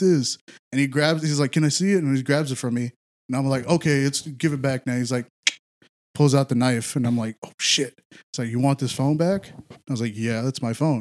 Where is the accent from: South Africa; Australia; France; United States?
United States; Houston, Texas; I grew up in A-Leaf